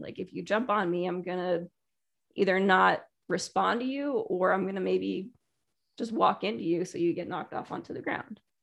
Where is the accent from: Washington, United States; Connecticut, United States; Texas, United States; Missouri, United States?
Connecticut, United States; also born or lived in Taiwan / California; raised in Connecticut and played soccer, ice hockey